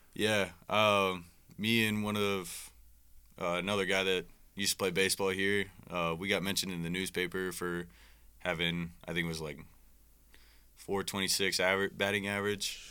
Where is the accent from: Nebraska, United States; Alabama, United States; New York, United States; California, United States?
Nebraska, United States; Omaha; moved away as an adult; now in Iowa, United States; I'm from Omaha, Nebraska